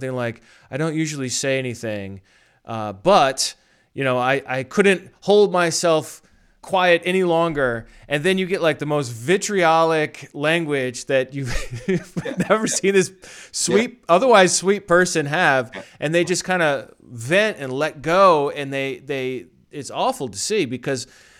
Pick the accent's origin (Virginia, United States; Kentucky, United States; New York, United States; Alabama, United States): New York, United States; as a New Yorker